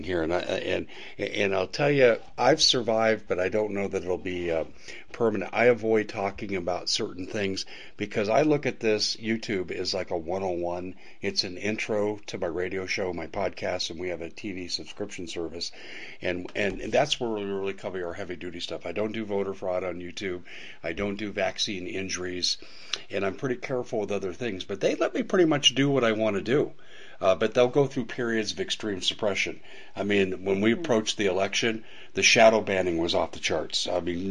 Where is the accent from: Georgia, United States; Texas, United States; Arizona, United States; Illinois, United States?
Arizona, United States; Maricopa County; I'm from Maricopa County.